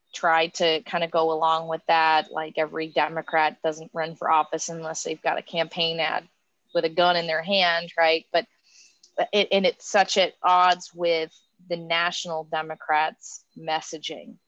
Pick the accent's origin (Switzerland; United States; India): United States; Appalachian Pennsylvania; now in Kentucky, United States; I am from Appalachia, not Appalachian Kentucky, but Appalachian Pennsylvania.